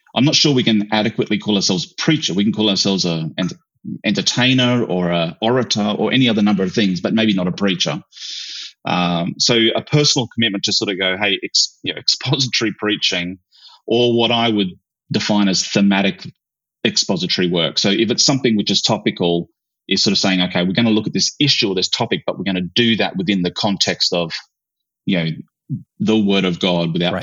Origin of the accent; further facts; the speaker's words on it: Australia; I grew up in in Australia, but I grew up in far north, like you know, the outback